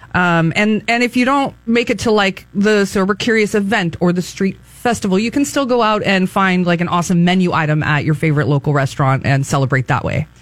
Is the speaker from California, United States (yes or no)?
yes; Atascadero, California, United States; now in San Luis Obispo, United States; that's my my hometown. Go Hounds!